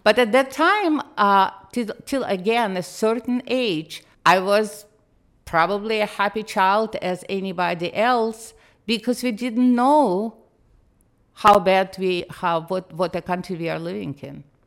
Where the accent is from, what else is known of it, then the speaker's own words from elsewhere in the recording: Moscow, Russia; English is a second language; moved away as an adult; now in United States; I did not grow up in Russia. I grew up in the Soviet Union